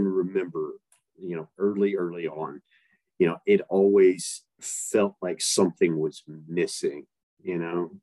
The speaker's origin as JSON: {"language": "English", "region": "East Tennessee", "country": "United States", "tie": "born or raised there", "said": "I grew up in East Tennessee"}